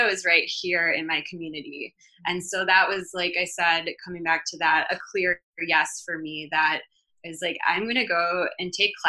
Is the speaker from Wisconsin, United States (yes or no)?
yes; Wisconsin, United States; now in California, United States; I grew up in Wisconsin, so I'm a Midwestern girl at heart.